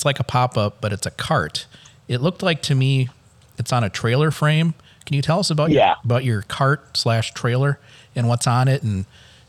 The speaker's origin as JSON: {"language": "English", "region": "Minnesota", "country": "United States", "tie": "born or raised there", "said": "growing up in Minnesota, that's what we eat, is a lot of cabbage."}